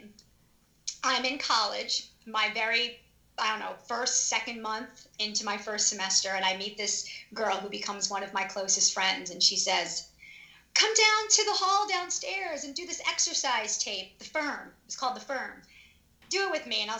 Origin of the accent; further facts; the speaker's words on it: Long Island, New York, United States; moved away as an adult; now in Philadelphia area, United States; I am from Long Island, New York. I grew up there, went to high school.